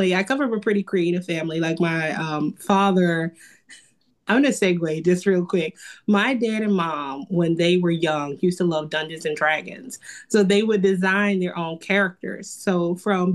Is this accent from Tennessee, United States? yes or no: yes; Memphis, Tennessee, United States; moved away as an adult; now in Baltimore, United States; I'm from Tennessee, Memphis, Tennessee. And I feel like when I'm not trying to get over a cold, you can hear that a little bit in the way I talk